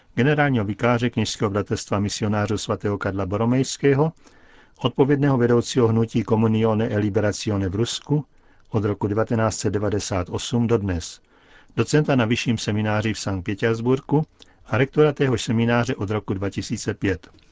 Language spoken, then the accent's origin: Czech; Belarus; moved away; narodil jsem se v Bělorusku